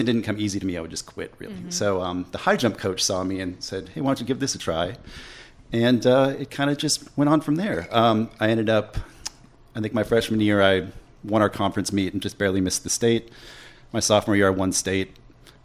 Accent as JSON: {"language": "English", "area": "just north of Minneapolis", "region": "Minnesota", "country": "United States", "tie": "born or raised there", "moved": "as an adult", "lives_now": "Winston-Salem, United States", "said": "I grew up just north of Minneapolis, Minnesota. Okay. I lived there until I was 18"}